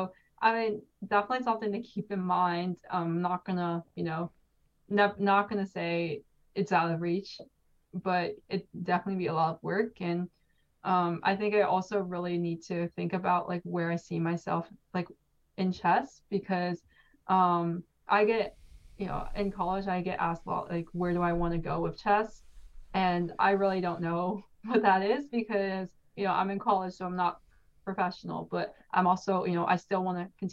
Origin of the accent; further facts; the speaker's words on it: California, United States; also born or lived in New York; I was born in New York, but I learned how to play chess in California because I moved there when I was around 3 years old.